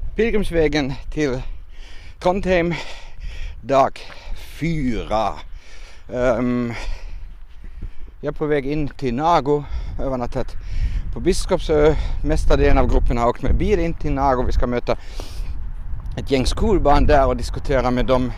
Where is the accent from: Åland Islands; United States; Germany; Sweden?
Germany; Swedish is a second language; now in Finland; jag är katolsk och har vuxit upp med pilgrimsvandringar och vallfärder. Det hör lite till där varifrån jag kommer. Uh, jag är hemma från Tyskland